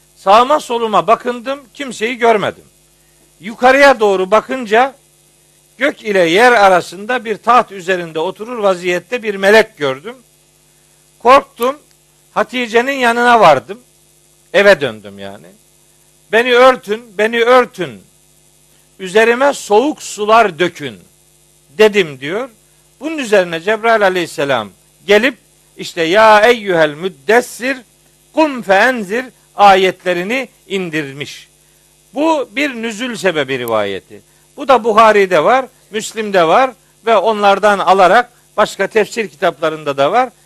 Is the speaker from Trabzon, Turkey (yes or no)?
yes; Trabzon, Turkey; ben biraz Trabzonluluktan biraz övünüyorum.